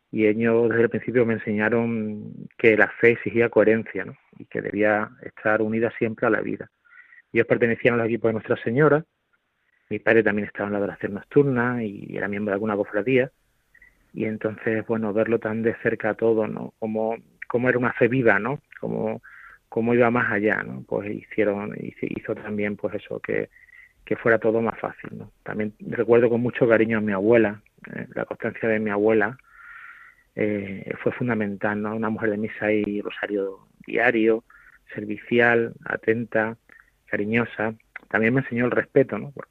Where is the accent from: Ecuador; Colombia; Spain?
Spain; Montijo, Extremadura; a la vez que es también del pueblo de donde soy, de Montijo, eh, aquí cerquita de Badajoz.